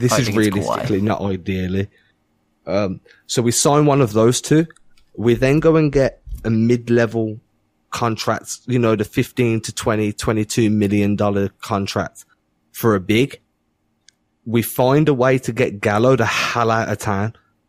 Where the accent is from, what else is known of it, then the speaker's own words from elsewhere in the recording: England, United Kingdom; I'm English